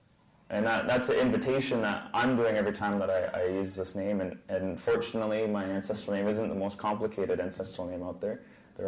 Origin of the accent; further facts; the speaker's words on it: North Vancouver, British Columbia, Canada; I'm Skotmish. I come from the village of Humaltiston. I grew up in North Vancouver